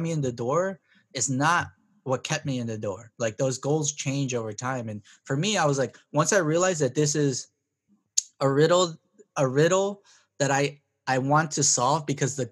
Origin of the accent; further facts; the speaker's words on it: Compton, California, United States; I grew up in Compton.